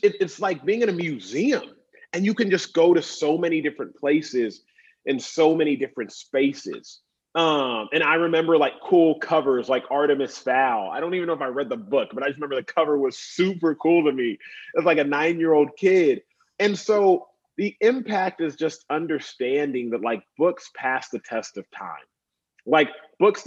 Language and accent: English; Dallas, Texas, United States; I grew up in Dallas